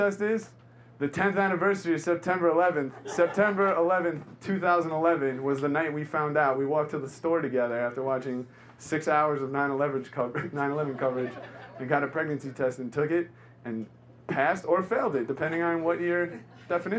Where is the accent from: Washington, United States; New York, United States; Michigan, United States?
New York, United States; New York City; I grew up in New York. I'm born and raised